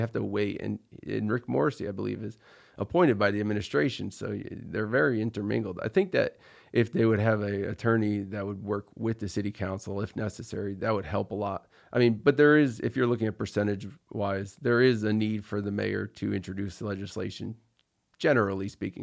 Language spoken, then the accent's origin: English; Troy, New York, United States; I grew up in Troy. I went to Troy High